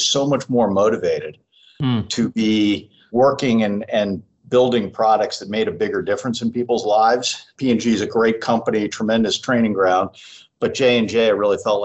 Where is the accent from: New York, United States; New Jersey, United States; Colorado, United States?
New Jersey, United States; Trenton; moved away as an adult; also born or lived in Davidson, North Carolina; now in San Diego, United States; I grew up in central New Jersey, which is about that 10-mile strip between South Jersey and North Jersey